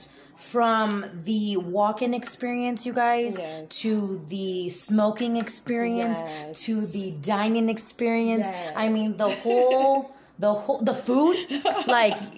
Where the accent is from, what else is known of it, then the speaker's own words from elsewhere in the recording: California, United States; moved away as an adult; I'm originally from California